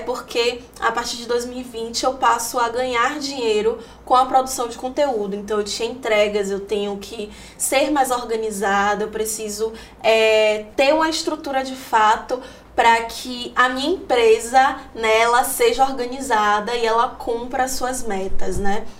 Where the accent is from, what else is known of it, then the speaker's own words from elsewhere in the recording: Salvador, Bahia, Brazil; sou de Salvador, né? Nasci aqui, já morei em vários lugares, em várias periferias de Salvador